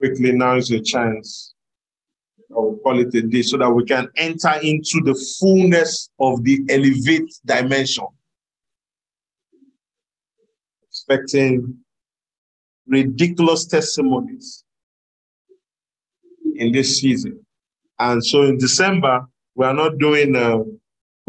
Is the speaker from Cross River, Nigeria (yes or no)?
yes; Cross River, Nigeria; I'm from Cross River State, right? I'm from Cross River.